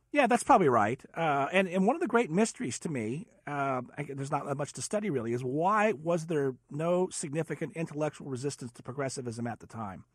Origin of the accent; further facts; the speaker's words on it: California, United States; moved away as an adult; I'm a Californian